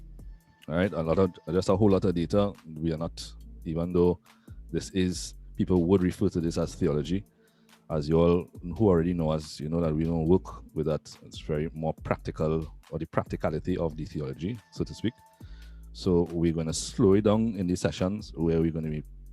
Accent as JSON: {"language": "English", "country": "Trinidad & Tobago", "said": "I'm actually from the Caribbean, Trinidad and Tobago"}